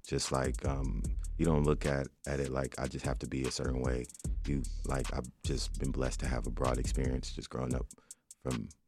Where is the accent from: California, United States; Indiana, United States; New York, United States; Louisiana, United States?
California, United States; Compton; I'm from also from the West Coast. I'm from Compton